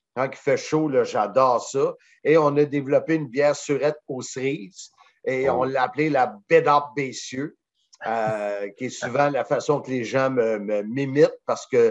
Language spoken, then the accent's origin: French; Salaberry-de-Valleyfield, Quebec, Canada; now in Blainville, Canada; je viens de Valleyfield